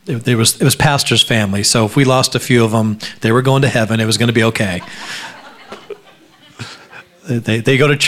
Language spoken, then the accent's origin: English; Alaska, United States; I grew up in Alaska